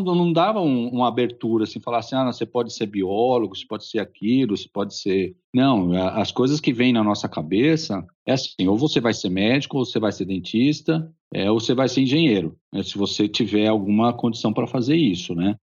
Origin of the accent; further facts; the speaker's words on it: São Paulo, Brazil; eu sou de São Paulo, nascido na capital de, de, São Paulo.